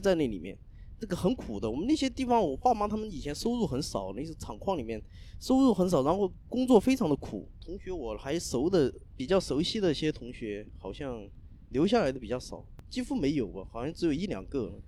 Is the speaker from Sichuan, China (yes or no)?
no; Zunyi, Guizhou, China; also born or lived in Zhujiajiao, Shanghai; now in Shanghai, China; 我们老家是一个地方的